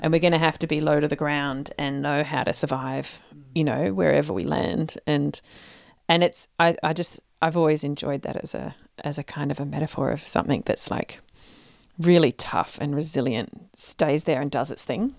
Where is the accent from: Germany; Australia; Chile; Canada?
Australia; central Victoria; my small town in central Victoria